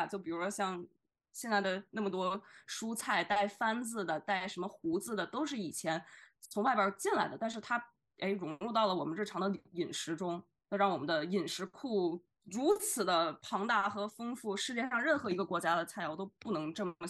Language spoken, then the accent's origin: Chinese; Xi'an, Shaanxi, China; 所以我本人因为呃母亲来自于西安，所以我从小在西安待的这个情况下，会对像唐朝的文化自然而然的感兴趣